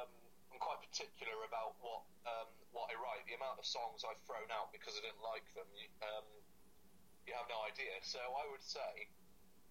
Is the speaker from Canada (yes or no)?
no; Cirencester, South West England, United Kingdom; my hometown in Cirencester